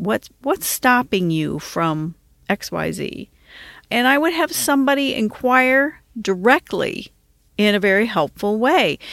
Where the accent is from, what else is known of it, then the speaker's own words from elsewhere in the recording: Washington, District of Columbia, United States; moved away; also born or lived in Detroit area, Michigan; I was from the Washington, D.C. area, I learned to drive on the Washington Beltway